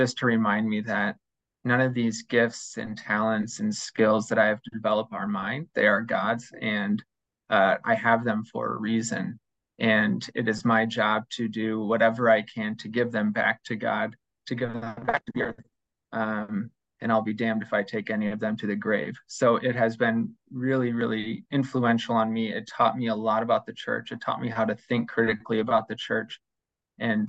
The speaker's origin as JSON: {"language": "English", "town": "Dyersville", "region": "Iowa", "country": "United States", "tie": "born or raised there", "said": "I grew up in Dyersville"}